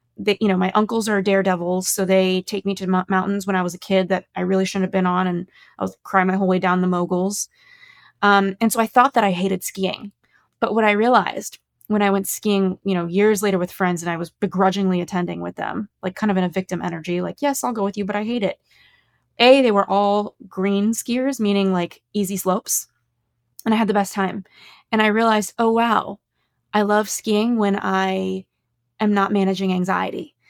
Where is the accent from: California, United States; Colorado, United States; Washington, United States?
California, United States; Los Angeles; I grew up in Los Angeles